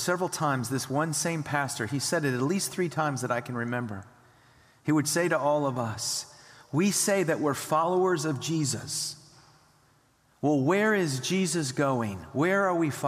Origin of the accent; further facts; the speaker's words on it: United States; we as American Christians